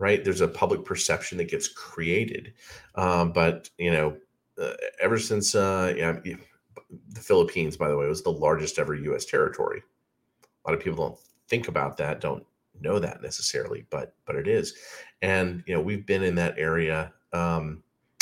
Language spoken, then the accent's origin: English; Alabama, United States; I grew up in Alabama